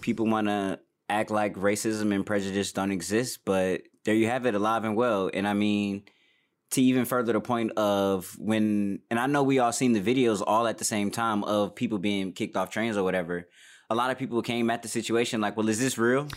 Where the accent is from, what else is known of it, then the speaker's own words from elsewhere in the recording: Detroit, Michigan, United States; moved away as an adult; now in Los Angeles, United States; I'm from Detroit, born and raised